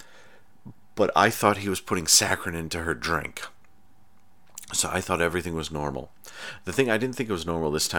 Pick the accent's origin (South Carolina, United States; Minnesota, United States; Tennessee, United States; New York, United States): New York, United States; I'm from New York. Not city, but New York State.